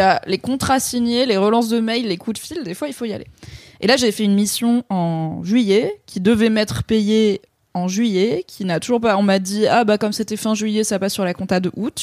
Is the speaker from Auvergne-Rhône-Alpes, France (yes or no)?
yes; Valence, Auvergne-Rhône-Alpes, France; now in Paris, France; quand j'étais ado dans la Drôme